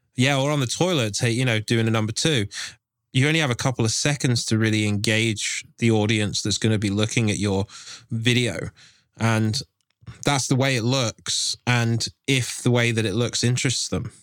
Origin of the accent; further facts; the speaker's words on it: England, United Kingdom; I'm from England